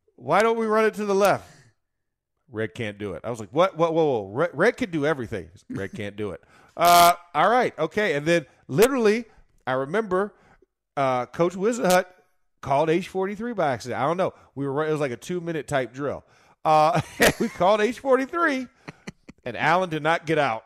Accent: Florida, United States; I'm from Florida

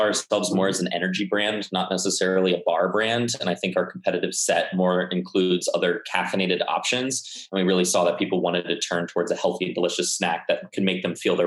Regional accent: Chapel Hill, North Carolina, United States; moved away as an adult; also born or lived in New Haven, Connecticut; I'm originally from Chapel Hill, North Carolina

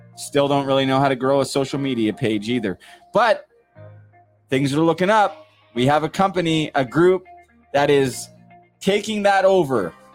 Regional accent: Port Coquitlam, British Columbia, Canada; moved away; I'm from Port Coquitlam part of the Tri Cities

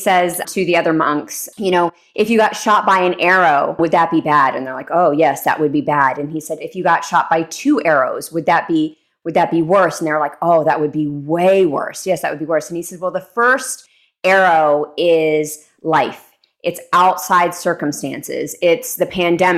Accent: Texas, United States; moved away; also born or lived in New York City; growing up in Texas

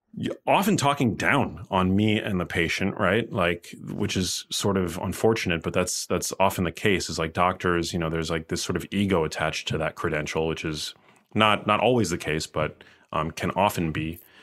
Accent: New York City, New York, United States; moved away as an adult; also born or lived in Miami; I'm from New York City

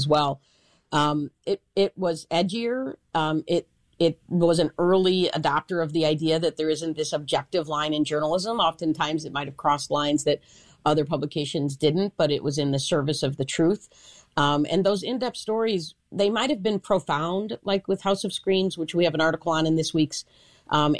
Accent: Chicago, Illinois, United States; I am a Chicagoan, born and raised

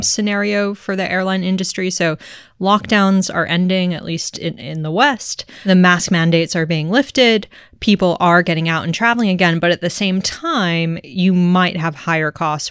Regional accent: Tokyo, Japan; I grew up in Tokyo

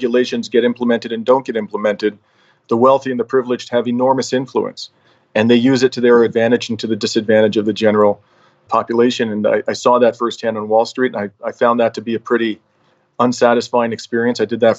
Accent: London, Ontario, Canada; moved away as an adult; also born or lived in Toronto / New York City; now in Montreal, Canada; I was actually born and raised in London, Ontario, to two Greek immigrant parents who came here in the 50s after living through the Depression, World War II, and the Civil War that followed.

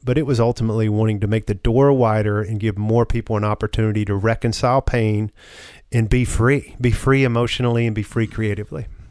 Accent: the South, United States; a man growing up in the South

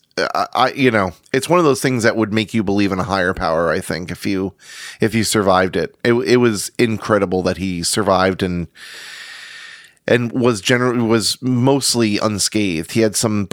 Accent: Maine, United States; accent: Maine; moved away; I was born in Maine

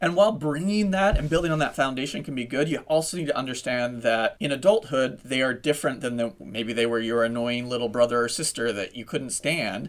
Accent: Utah, United States; moved away; I grew up in Utah

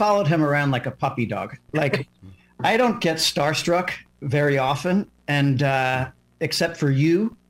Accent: New York City, New York, United States; I'm from New York City.

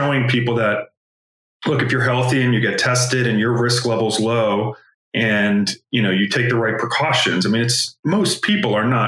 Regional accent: United States; as an American

